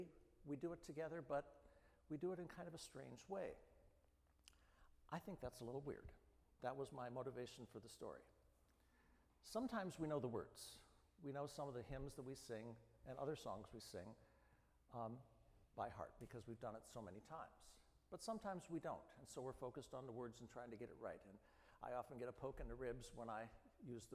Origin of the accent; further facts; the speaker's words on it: Midwest, United States; I grew up in the Midwest